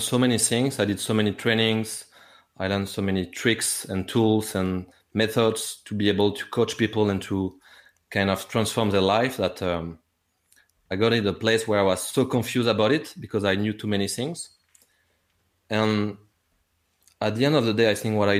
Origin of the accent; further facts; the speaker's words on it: France; English is a second language; I'm not English, I'm French.